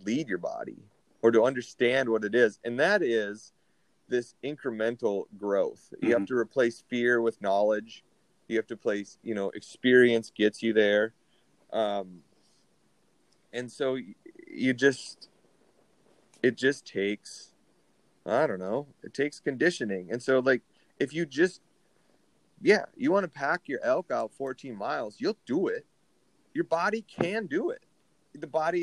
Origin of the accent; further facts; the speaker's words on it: Minnesota, United States; my home state of Minnesota